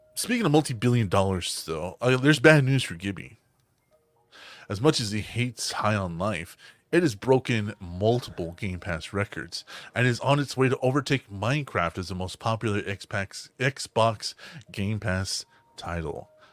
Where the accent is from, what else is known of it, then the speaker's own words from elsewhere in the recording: the South, United States; we're from the South